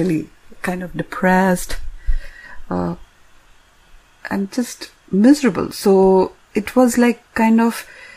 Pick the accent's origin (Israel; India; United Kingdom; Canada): India; now in North America; growing up in India